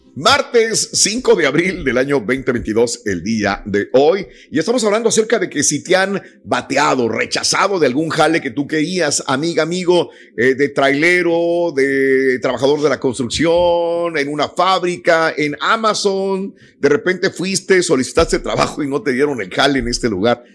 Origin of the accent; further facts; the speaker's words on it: Matamoros, Tamaulipas, Mexico; moved away; en mi tierra, en Matamoros